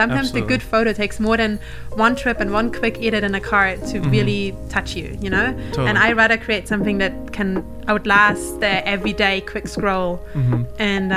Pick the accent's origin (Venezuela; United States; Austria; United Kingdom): Austria; accent: Kiwi; English is a second language; moved away as an adult; now in New Zealand; I grew up in Austria.